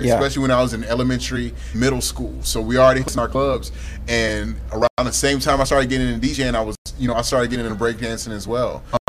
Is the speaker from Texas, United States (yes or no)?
yes; Houston, Texas, United States; Northwest Houston.